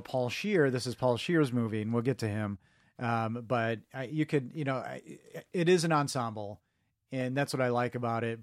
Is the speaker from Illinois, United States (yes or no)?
yes; Chicago, Illinois, United States; he's from my hometown